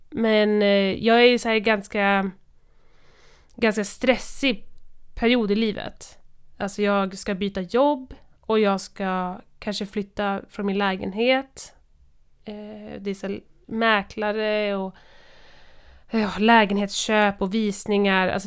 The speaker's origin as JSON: {"language": "Swedish", "town": "Kiruna", "region": "Norrbotten County", "country": "Sweden", "tie": "born or raised there", "said": "jag kommer från Kiruna."}